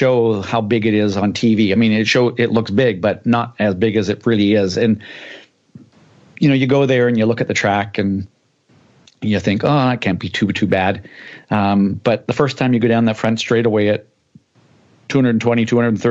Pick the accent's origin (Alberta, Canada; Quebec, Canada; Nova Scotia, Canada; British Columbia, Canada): British Columbia, Canada; Vancouver; Vancouver, my hometown.